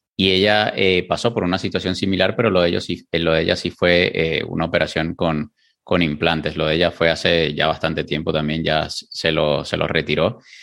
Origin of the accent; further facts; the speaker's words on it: Venezuela; yo soy venezolano